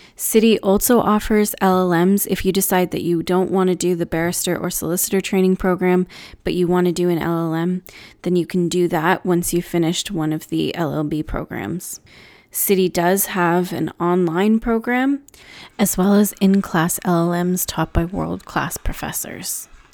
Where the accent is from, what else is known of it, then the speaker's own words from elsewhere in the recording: Canada; As a Canadian student